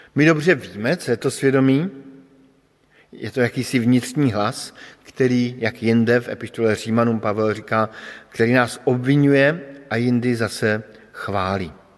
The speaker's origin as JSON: {"language": "Czech", "region": "Bohemia", "country": "Czechia", "moved": "yes", "said": "pocházím z Čech"}